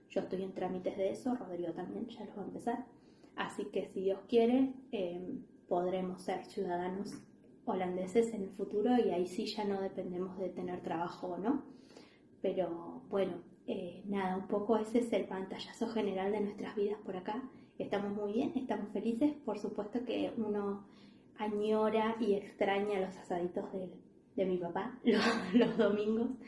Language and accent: Spanish; Argentina; now in The Hague, Netherlands; nosotros no, nunca nos vinimos por necesidad de Argentina, nosotros en Argentina estábamos muy bien